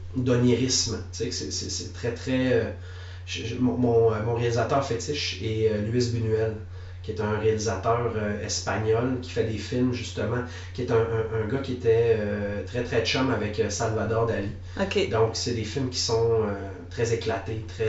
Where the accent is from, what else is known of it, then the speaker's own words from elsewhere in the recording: Quebec, Canada; also born or lived in Lévis; je suis né à, Lévis, sur, sur la rive sud de, de Québec. J'ai habité là de façon très, très minime parce que j'ai passé le plus clair de mon enfance au Saguenay-Lac-Saint-Jean.